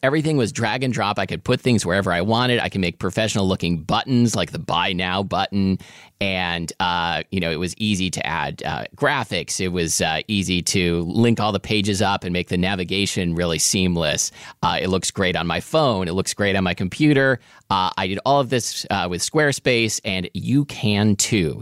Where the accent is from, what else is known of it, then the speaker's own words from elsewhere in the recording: Portland, Oregon, United States; I absolutely grew up with dim sum, uh, in Portland, Oregon.